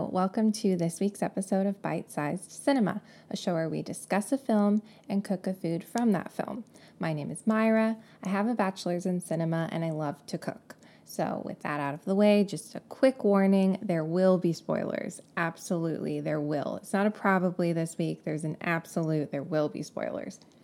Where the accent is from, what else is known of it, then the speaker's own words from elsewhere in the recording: California, United States; accent: Californian; if I didn't sound like I was from California before, now you know